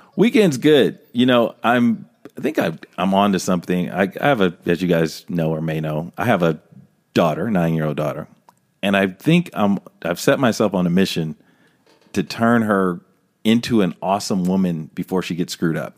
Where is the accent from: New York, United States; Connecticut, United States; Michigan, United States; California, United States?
California, United States; Los Angeles; living in Los Angeles my whole life